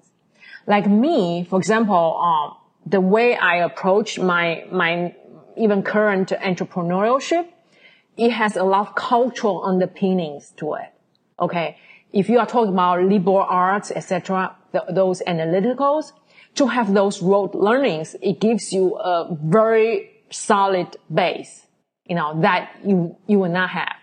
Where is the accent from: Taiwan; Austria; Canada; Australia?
Taiwan; now in New York, United States; I come from Taiwan. Most of Chinese know that even in Taiwan, we had, the way I was brought up, we had an even more traditional Chinese upbringing